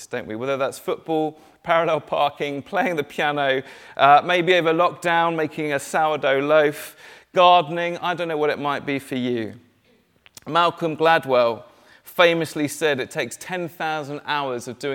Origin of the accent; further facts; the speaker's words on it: Dorset, South West England, United Kingdom; moved away as an adult; also born or lived in Cambridge; I grew up down in Dorset, and to be honest, Dorset is full of countryside.